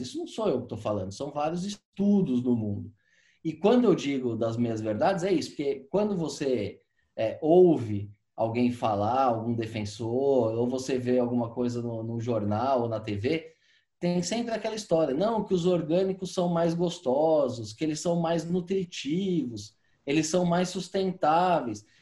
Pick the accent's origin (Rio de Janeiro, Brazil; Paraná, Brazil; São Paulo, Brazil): São Paulo, Brazil; eu morei, morei minha vida inteira aqui em São Paulo